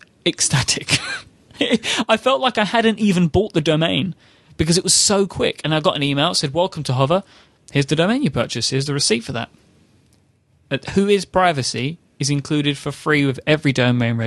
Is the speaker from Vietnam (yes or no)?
no; United Kingdom; I am a British gentleman